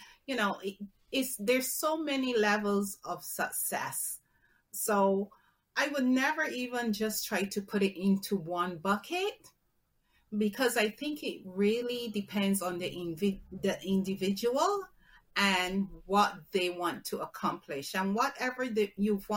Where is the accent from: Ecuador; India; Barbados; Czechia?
Barbados; I'm from the Caribbean, so Barbados